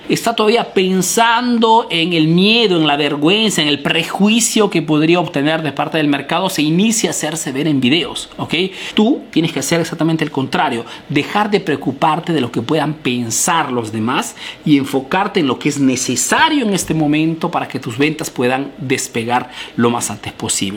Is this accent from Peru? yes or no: yes; Peru; now in Italy